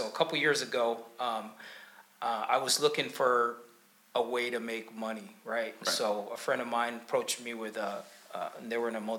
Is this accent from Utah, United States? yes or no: no; Tacoma, Washington, United States; also born or lived in Kampala, Uganda; So I was born in Kampala, Uganda. So my mom's Rwandan, my father's from the U.S., from Mississippi. And I was raised here in Tacoma, Washington. You know, I've lived here all my life. So, you know, I'm 52 now